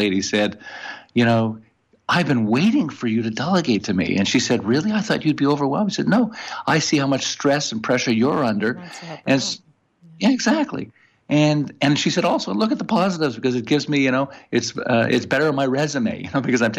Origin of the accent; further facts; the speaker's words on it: Montreal, Quebec, Canada; accent: French-Canadian; now in Thousand Oaks, United States; I'm originally from Montreal